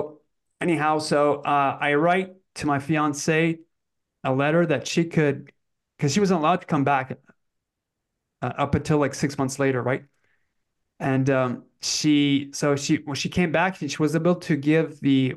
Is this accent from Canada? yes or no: yes; Canada; moved away; also born or lived in French Canada; I was brought up in English Canada. So we moved back to French because my parents are French Canadians.